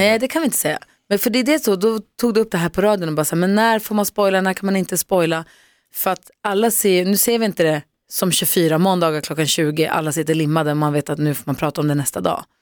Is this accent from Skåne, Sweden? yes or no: no; Luleå, Norrbotten County, Sweden; jag är uppvuxen i Luleå